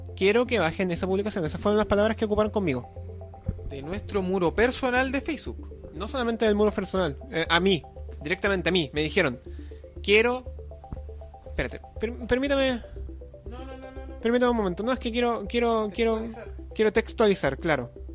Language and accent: Spanish; Chile; somos chilenos y nos gusta huevo.